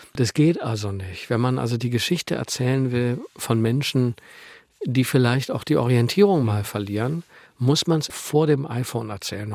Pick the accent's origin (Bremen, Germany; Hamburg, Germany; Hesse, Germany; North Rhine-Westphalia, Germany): North Rhine-Westphalia, Germany; Meerbusch; moved away as an adult; also born or lived in Düsseldorf / Bavaria / Italy; Ich bin auf der anderen Rheinseite aufgewachsen in Meerbusch. Das ist ein Vorort von Düsseldorf